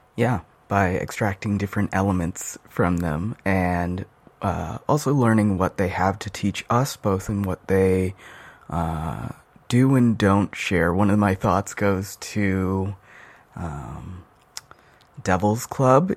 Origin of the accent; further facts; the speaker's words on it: Albuquerque, New Mexico, United States; now in Seattle, United States; I'm originally from Albuquerque, New Mexico